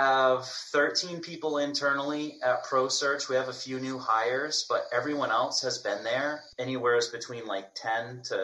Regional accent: Maine, United States; I was born and raised in Maine

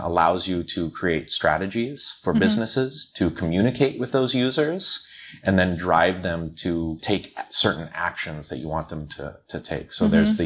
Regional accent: Omaha, Nebraska, United States; moved away as an adult; now in China; I'm from the States, originally from the Midwest, so right in the center, Omaha, Nebraska

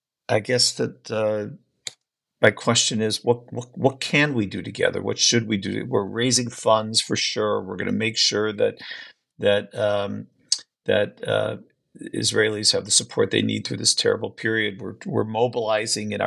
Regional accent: United States; all three of us were born American Jews

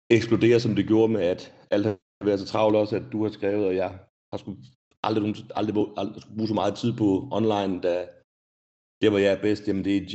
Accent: Rødby, Zealand, Denmark; now in Sweden; Jeg kommer ikke? ned fra Rødby, nede på Lolland.

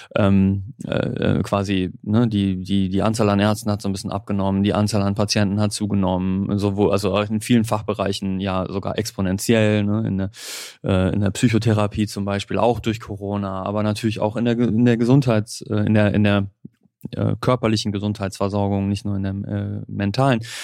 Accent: Germany; als Deutscher

